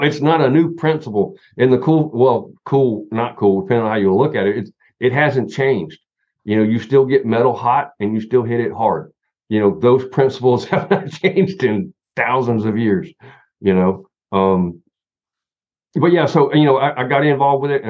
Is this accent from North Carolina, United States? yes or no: yes; Southern Appalachia, Western North Carolina, United States; I'm from Southern Appalachia. I'm from Western North Carolina